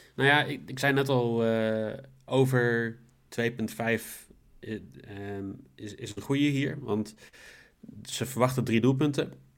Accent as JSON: {"language": "Dutch", "country": "Netherlands", "said": "Ik kan goed Engels, maar ik ben gewoon Nederlander."}